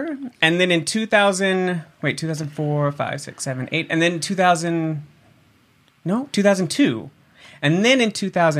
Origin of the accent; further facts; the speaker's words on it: Florida, United States; born there; I'm originally from kind of everywhere. So I was born in Florida.